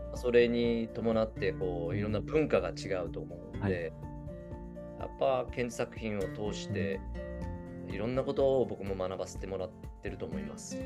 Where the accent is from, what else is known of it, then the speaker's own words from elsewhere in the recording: Kyushu, Japan; 僕ら九州生まれの九州育ち